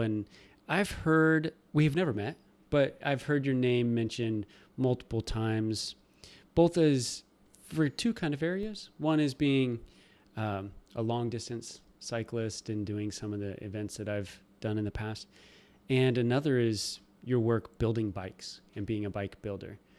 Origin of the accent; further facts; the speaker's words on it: Nebraska, United States; moved away; I'm from Nebraska and everything's gravel